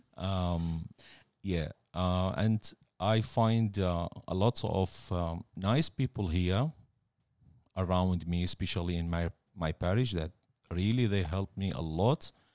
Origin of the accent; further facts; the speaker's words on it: Baghdad, Baghdad Governorate, Iraq; moved away as an adult; now in Australia; I was born in Baghdad, nineteen seventy-seven.